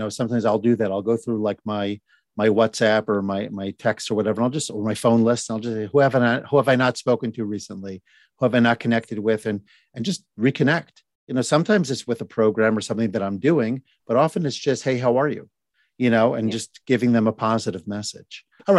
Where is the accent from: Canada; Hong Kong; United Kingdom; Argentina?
United Kingdom; Birmingham, West Midlands; A neat thing about growing up in Birmingham, Birmingham, UK, by the way, not Alabama.